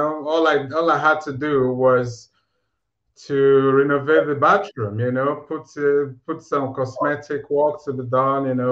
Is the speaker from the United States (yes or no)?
no; Nigeria; moved away as an adult; also born or lived in Aberdeen, United Kingdom; now in United Kingdom; I'm originally from Nigeria, you know, and I moved to the UK 2008